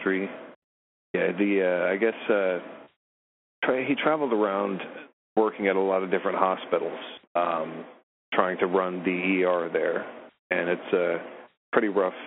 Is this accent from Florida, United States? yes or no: yes; Florida, United States; also born or lived in Morgantown, West Virginia; moved down south here.